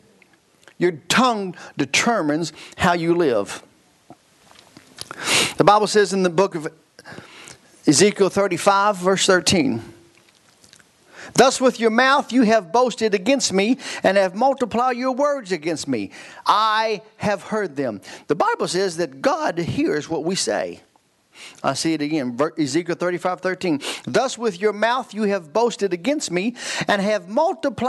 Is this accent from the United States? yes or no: yes; Kentucky, United States; I'm from Kentucky.